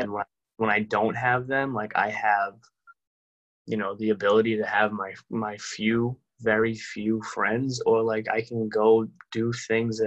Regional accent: Somerville, Massachusetts, United States; where I grew up in Somerville

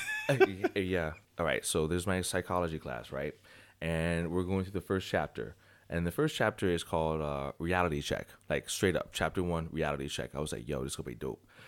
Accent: United States; I love being American

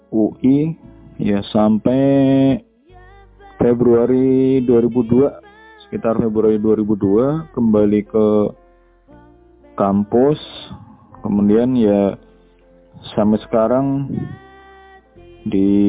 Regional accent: Purwokerto, Central Java, Indonesia; sekolah saya itu sekolah dari SD sampai SMA itu di Purwokerto, Jawa Tengah atau mungkin lebih dikenal dengan orang ngapak gitu ya atau penginyongan

